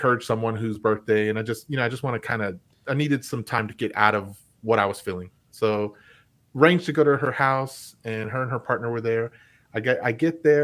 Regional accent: Lubbock, Texas, United States; moved away; I went to Lubbock. I went back to my hometown

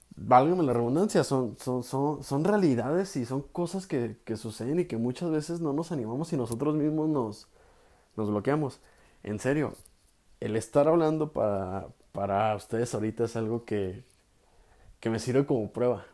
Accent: Guadalajara, Jalisco, Mexico; soy de Guadalajara, Jalisco

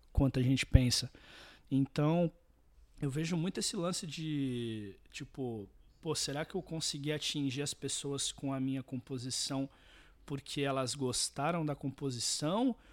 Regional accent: Santos, São Paulo, Brazil; eu nasci em Santos, …, litoral de São Paulo

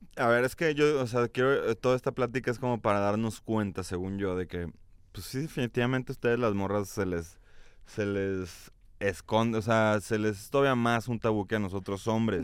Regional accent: Guadalajara, Jalisco, Mexico; y yo somos de Guadalajara

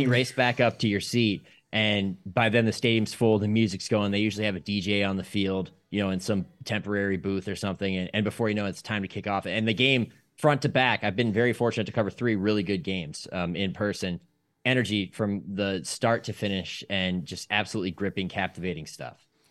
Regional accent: Akron, Ohio, United States; I grew up in the Akron area

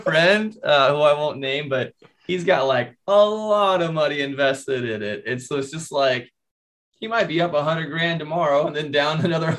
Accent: Kansas, United States; I grew up in Kansas

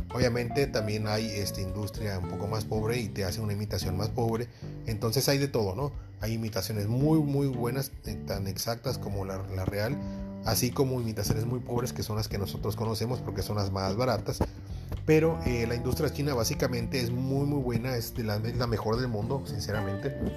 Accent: Mexico

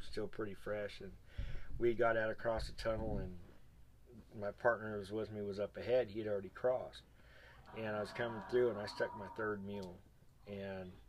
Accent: Arizona, United States; I'm from Arizona we don't have water.

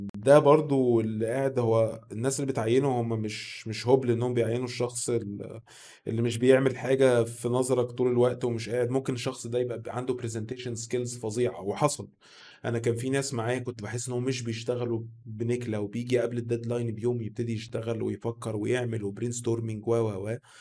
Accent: Egypt; عندنا في مصر هنا

